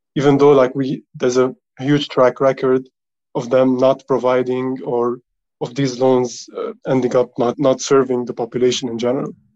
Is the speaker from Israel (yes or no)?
no; Lebanon; I'm from Lebanon